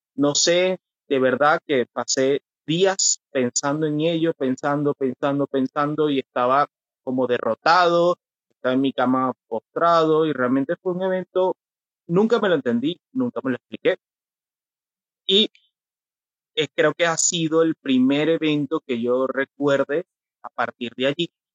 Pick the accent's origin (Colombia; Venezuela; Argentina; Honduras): Venezuela; moved away as an adult; now in Curitiba, Brazil; Soy de Venezuela. Actualmente nací en mi país